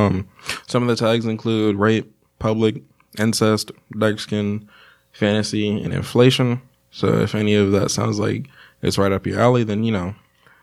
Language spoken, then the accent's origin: English; United States; We're American.